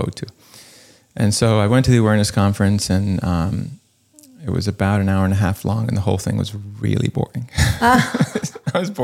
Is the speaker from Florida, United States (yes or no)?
yes; Florida, United States; now in Los Angeles, United States; I grew up in Florida